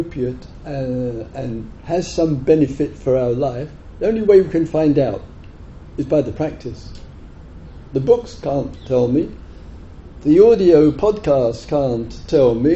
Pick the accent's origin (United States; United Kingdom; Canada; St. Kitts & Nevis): United Kingdom; England; moved away as an adult; also born or lived in Thailand; I was the only Westerner there, and being English, far too lazy to learn another language